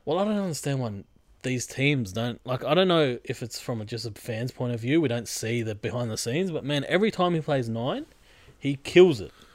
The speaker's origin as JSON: {"language": "English", "town": "Sydney", "region": "New South Wales", "country": "Australia", "said": "we're from Sydney."}